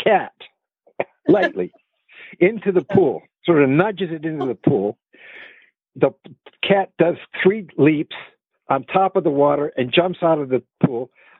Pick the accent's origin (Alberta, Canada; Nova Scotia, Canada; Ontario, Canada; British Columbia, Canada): British Columbia, Canada; Vancouver; moved away as an adult; also born or lived in Chicago / Los Angeles; I was born in Chicago, but I was raised in Vancouver, British Columbia.